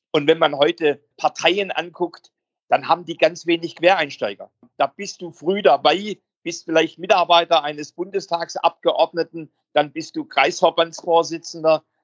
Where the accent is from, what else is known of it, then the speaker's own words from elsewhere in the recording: Baden-Württemberg, Germany; accent: Swabian; Also ich bin ja am Rande der Schwäbischen Alb, man hört es in meinem Akzent, groß geworden